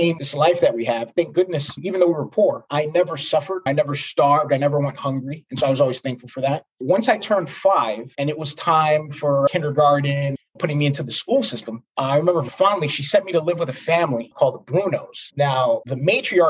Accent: New York City, New York, United States; I was born and raised in Brooklyn, New York

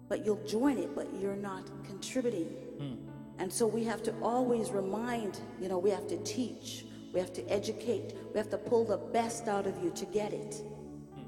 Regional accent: Jamaica; moved away; We have a saying back home. I'm Jamaican

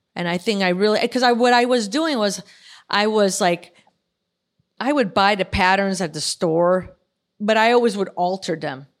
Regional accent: Chicago, Illinois, United States; now in California, United States; born and raised in Chicago.

